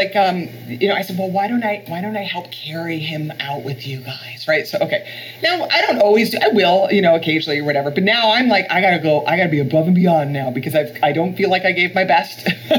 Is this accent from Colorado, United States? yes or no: no; Florida, United States; This is California where there's hills. And I'm from Florida where it's all flat.